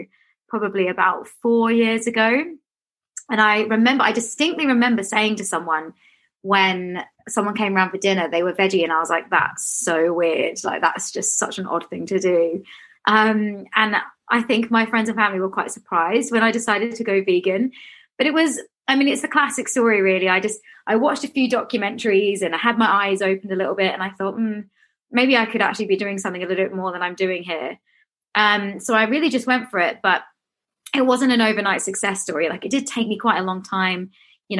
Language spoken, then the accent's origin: English; Australia; now in London, United Kingdom; I grew up in Australia